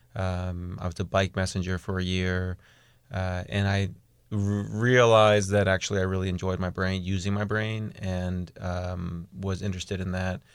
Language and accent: English; East Coast, United States; moved away; I'm from the East Coast